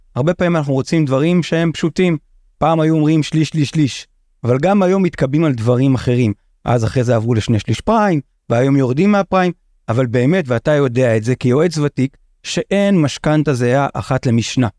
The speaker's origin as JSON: {"language": "Hebrew", "country": "Israel", "tie": "born or raised there", "said": "אני קיבוצניק. יצאתי מהקיבוץ בגיל קצת לפני 23"}